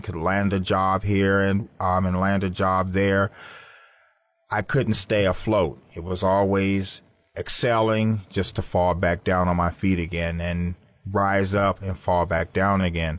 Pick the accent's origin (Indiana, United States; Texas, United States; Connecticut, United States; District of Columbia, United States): District of Columbia, United States; Washington; now in Florida, United States; I'm from Washington, D.C., and I come from a large family, two loving parents